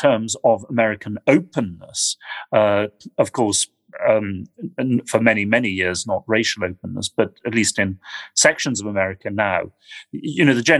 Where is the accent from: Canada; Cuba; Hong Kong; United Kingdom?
United Kingdom; Speaking as a Brit